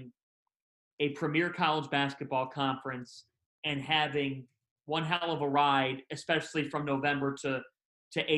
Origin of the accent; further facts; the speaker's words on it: Cleveland, Ohio, United States; moved away; growing up in Cleveland